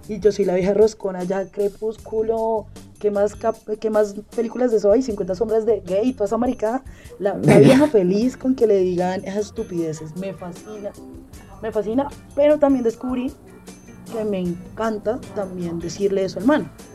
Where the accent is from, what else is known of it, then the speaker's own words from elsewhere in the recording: Bogotá, Colombia; also born or lived in Meta, Colombia; mi adolescencia la viví en un pueblo en el Meta, a Casillas. Yo soy de acá de Bogotá, pero me fui a hacer el bachillerato allá.